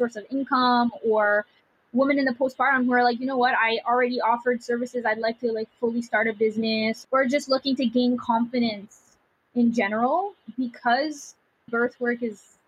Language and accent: English; Ottawa, Ontario, Canada; I am from Ottawa, Canada, Ontario.